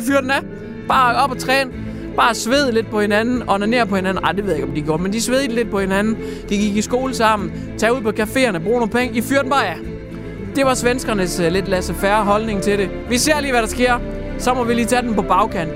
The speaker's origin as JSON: {"language": "Danish", "country": "Denmark", "said": "som dansker"}